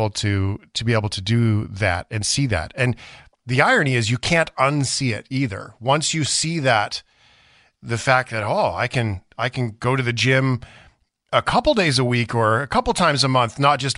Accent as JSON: {"language": "English", "country": "Canada", "said": "As a Canadian who is a hockey fan"}